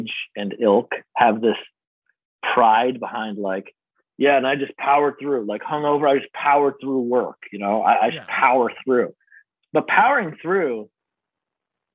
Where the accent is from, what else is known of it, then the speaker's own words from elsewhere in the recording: New Hampshire, United States; moved away; same house that I grew up in New Hampshire, by the way, but grew up mostly in New Hampshire